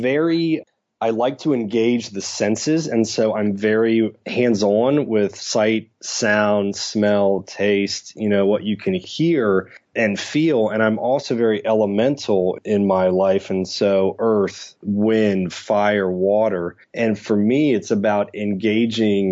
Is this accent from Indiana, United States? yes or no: no; Tampa, Florida, United States; I grew up in Tampa, Florida.